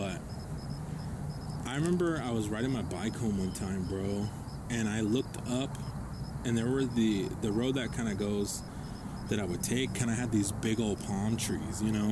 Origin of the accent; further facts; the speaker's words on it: Guadalupe, Arizona, United States; I grew up over in Guadalupe